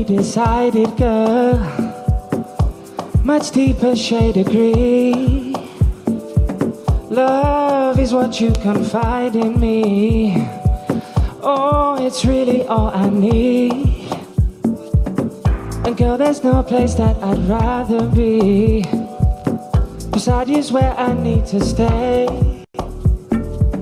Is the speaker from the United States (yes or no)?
no; Wolverhampton, West Midlands, United Kingdom; I'm a local lad. I grew up in Newbridge, just behind the Compton training facility